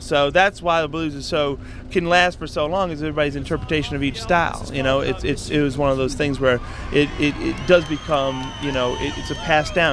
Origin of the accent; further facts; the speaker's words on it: United States; me being American